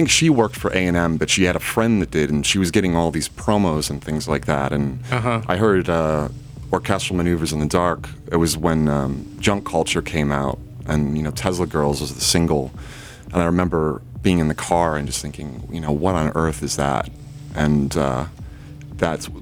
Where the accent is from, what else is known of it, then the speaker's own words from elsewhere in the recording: Glen Ellyn, Illinois, United States; western suburbs. Glen Ellen.